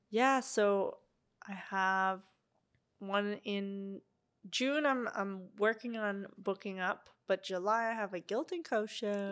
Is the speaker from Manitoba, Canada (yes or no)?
no; Ottawa, Ontario, Canada; moved away as an adult; also born or lived in Montreal; now in Vancouver, Canada; my hometown of Ottawa